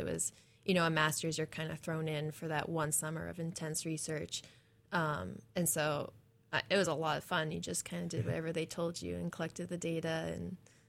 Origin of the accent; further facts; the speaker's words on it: East Coast, United States; So I'm originally from the East Coast.